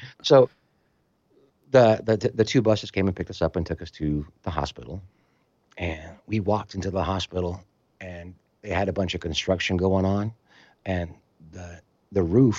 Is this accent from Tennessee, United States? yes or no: yes; Memphis, Tennessee, United States; moved away as an adult; also born or lived in Las Vegas; I'm from Memphis